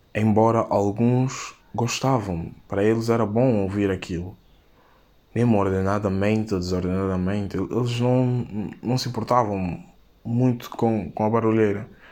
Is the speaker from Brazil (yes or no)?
no; São Tomé & Príncipe; tenho 18 anos e sou de São Tomé e Príncipe